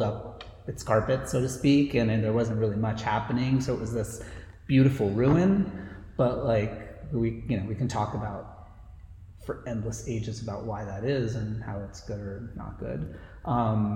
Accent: Asbury Park, New Jersey, United States; my father and my brother and I moved here in 1985 when I was 8. And I grew up on Fifth Avenue, and I live in the house that I grew up

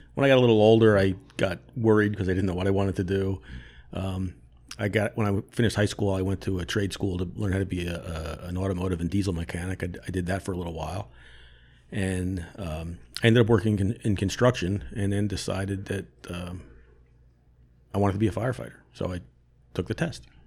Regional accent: Monmouth Beach, New Jersey, United States; I grew up in Monmouth Beach

